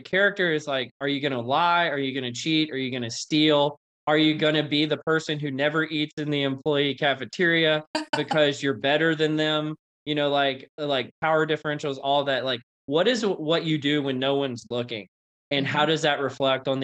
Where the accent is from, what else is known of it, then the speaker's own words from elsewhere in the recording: North Louisiana, United States; I grew up in North Louisiana